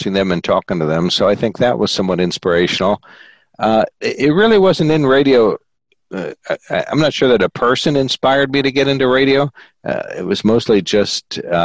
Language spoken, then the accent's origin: English; Sunbury, Pennsylvania, United States; I grew up in Sunbury